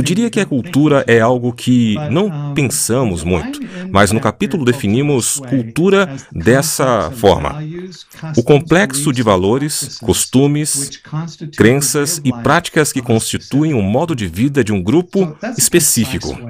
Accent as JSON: {"language": "Portuguese", "country": "United States", "tie": "born or raised there", "also_born_or_lived": "former Soviet Union", "moved": "as an adult", "said": "Como americano, cresci em uma cultura muito individualista"}